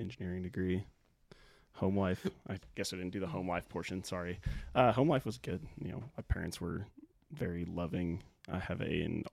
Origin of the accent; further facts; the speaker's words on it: Tulsa, Oklahoma, United States; also born or lived in Overland Park, Kansas / Houston, Texas; We moved to Tulsa. Grew up, did all my schooling and high school in Tulsa